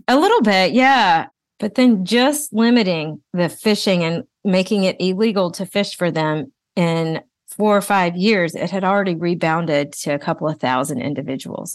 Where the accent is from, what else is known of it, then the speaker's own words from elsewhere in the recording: Brazil; moved away; I'm originally from Brazil